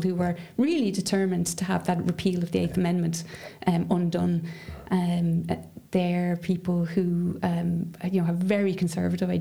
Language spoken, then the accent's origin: English; Dublin, Leinster, Ireland; growing up in Dublin, and I would have lived in a sort of fairly middle class area.